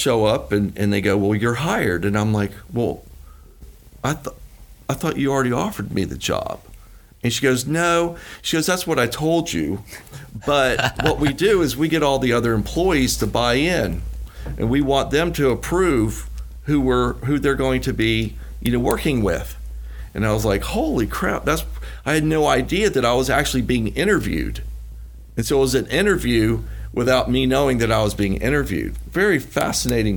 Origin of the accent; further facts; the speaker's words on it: Gainesville, Florida, United States; I'm from Gainesville, Florida